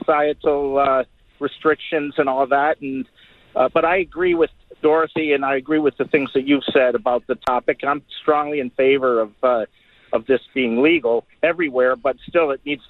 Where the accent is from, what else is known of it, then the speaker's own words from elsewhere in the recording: Ithaca, New York, United States; I grew up in Ithaca, New York, which is kind of a hippie town out in the boondocks in western New York State. Ithaca is gorgeous, and there's all these watering holes.